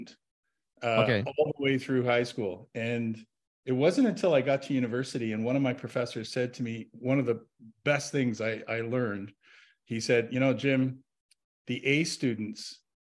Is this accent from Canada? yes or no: yes; Ottawa, Ontario, Canada; also born or lived in Toronto; I was born and raised right here in the great capital city of Canada, Ottawa, Ontario.